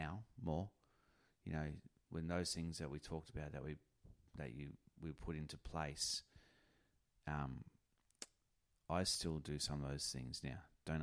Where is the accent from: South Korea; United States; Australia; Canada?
Australia; North Queensland; moved away as an adult; also born or lived in New Zealand; now in Pilbara, Australia; I'm a Kiwi, raised in North Queensland, where I met her, and then have spent majority of my adult life in Western Australia, the Pilbara